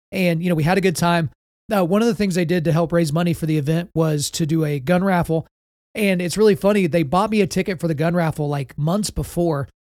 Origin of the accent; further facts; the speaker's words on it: Oklahoma, United States; I'm from Oklahoma, but I'm not about to be a Southern Baptist here